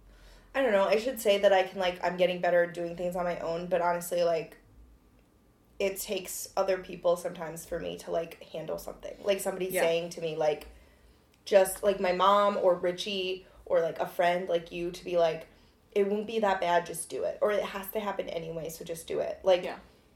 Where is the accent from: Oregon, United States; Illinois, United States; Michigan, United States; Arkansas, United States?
Illinois, United States; Chicago; we're from Chicago